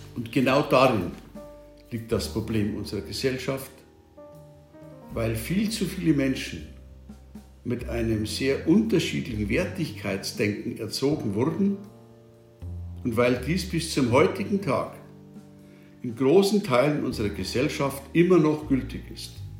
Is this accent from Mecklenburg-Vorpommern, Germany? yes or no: no; Bavaria, Germany; Bei uns in Bayern